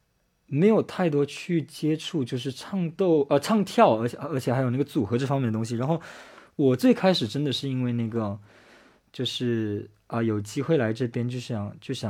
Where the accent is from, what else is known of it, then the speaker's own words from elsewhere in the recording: Japan; Chinese is a second language; Hello，